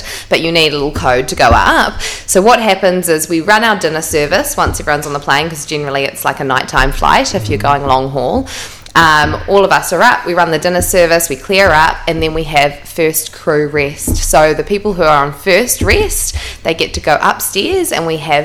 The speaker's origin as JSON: {"language": "English", "region": "Auckland", "country": "New Zealand", "tie": "born or raised there", "said": "Born and bred in Devonport."}